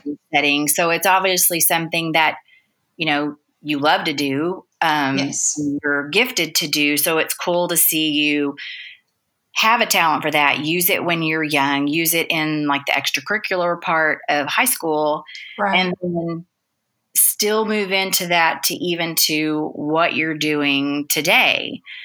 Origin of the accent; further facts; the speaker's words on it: Dallas, Texas, United States; I'm a Dallas girl, I've been here forever